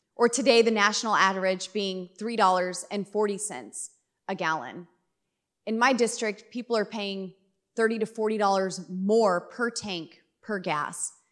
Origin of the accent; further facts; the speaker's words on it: Colorado, United States; I'm from Colorado